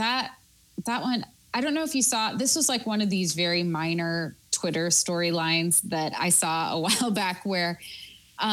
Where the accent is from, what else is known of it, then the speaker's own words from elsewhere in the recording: Oregon, United States; moved away; I grew up in Oregon around that time